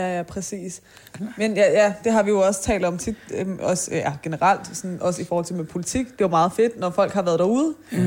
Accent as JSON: {"language": "Danish", "town": "Taastrup", "region": "Capital Region of Denmark", "country": "Denmark", "said": "kommer jeg selv fra Tostrup"}